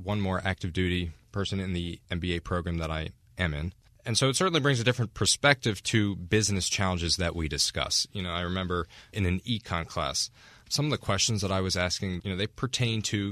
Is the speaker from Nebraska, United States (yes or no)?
no; New Jersey, United States; I'm from New Jersey